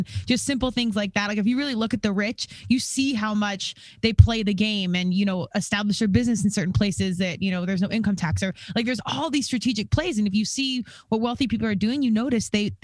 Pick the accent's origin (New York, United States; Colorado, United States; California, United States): Colorado, United States; Aurora; moved away as an adult; also born or lived in Virginia; I was from Denver, Colorado, Aurora, really